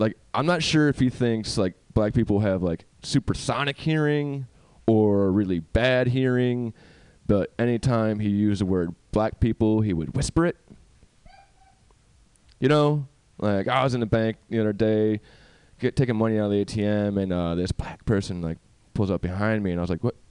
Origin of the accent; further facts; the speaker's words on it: New York, United States; now in California, United States; I'm from New York